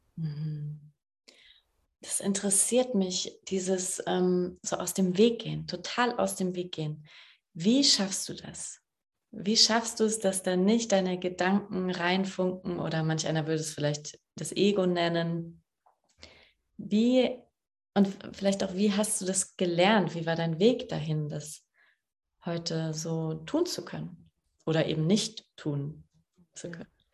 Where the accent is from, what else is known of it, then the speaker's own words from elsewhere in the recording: Saarbrücken, Saarland, Germany; moved away; in meiner Heimatstadt